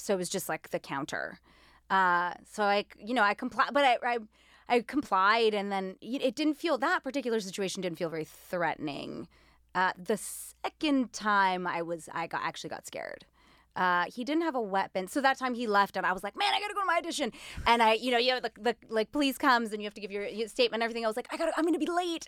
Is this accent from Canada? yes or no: yes; Winnipeg, Manitoba, Canada; first language Greek; also born or lived in Greece; So I was born in Winnipeg, and then, uh, my parents are both Greek, and so they actually raised us in Greece. We moved to Greece, my brothers and I, when I was four, they're older, and we were there until I was about nine, and then we came back to Winnipeg